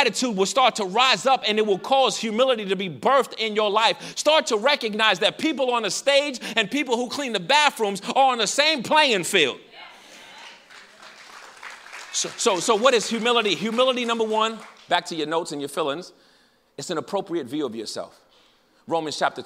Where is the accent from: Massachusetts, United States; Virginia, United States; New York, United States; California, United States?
New York, United States; I'm from New York.